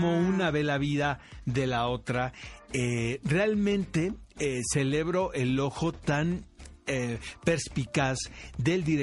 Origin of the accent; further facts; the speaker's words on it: San Diego, California, United States; also born or lived in Tijuana, Mexico; Saben, yo crecí en San Diego y en Tijuana, entonces...